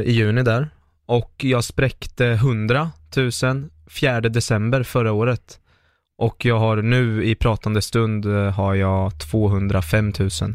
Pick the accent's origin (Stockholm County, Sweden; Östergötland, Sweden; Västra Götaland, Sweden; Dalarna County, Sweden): Östergötland, Sweden; Linköping; Jag är från Linköping, jag är 26 år nu